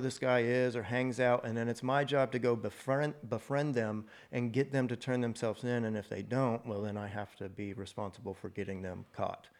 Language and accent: English; Mansfield, Texas, United States; also born or lived in Andrews, Texas; now in Fort Worth, United States; I was born in West Texas in a little place called Andrews. Moved here before kindergarten or Mansfield. Mm-hmm. Lived, grew up in Mansfield